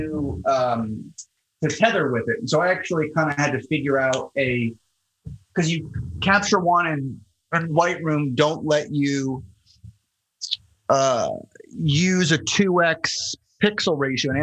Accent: Florida, United States; moved away as an adult; also born or lived in Miami; now in New York, United States; I grew up in Florida

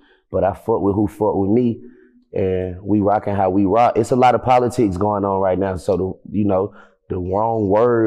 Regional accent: Atlanta, Georgia, United States; moved away as an adult; also born or lived in Los Angeles; I'm from the South Side

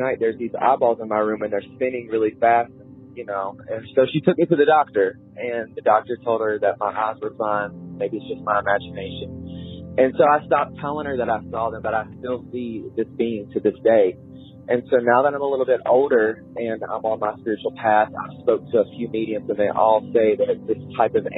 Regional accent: West Virginia, United States; I am from West Virginia

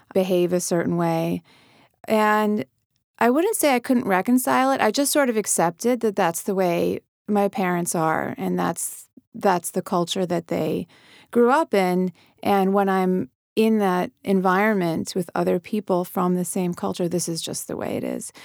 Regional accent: United States; we grew up believing America is our home, and it is, and I'm American, and this is my country

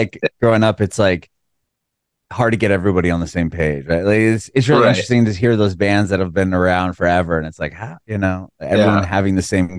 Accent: San Diego, California, United States; now in Nashville, United States; I'm in Nashville now. I'm originally from San Diego. We moved here.

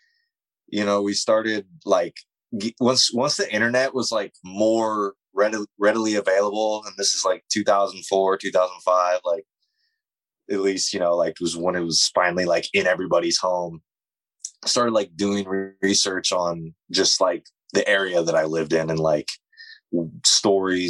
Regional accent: Warrenton, Oregon, United States; there's a town between Seaside and Astoria called Warrenton, which is actually a town I grew up

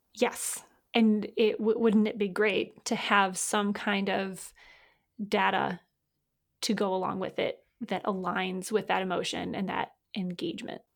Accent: Michigan, United States; I was born in Michigan

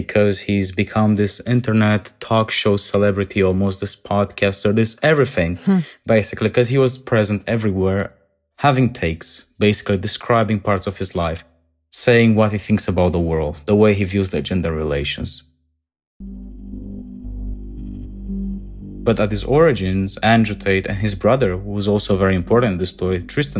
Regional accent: Romania; moved away as an adult; I grew up in Romania, 17 years of my life, but then moved all over the world.

